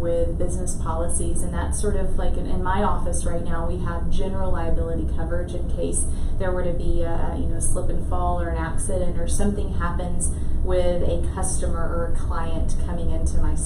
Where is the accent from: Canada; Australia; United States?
United States; Lake Charles, Louisiana; moved away as an adult; also born or lived in Lafayette, Louisiana; I grew up in Lake Charles